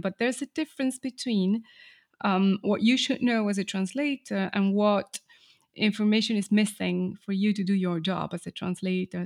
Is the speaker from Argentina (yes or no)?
yes; Argentina; English is a second language; I grew up in Argentina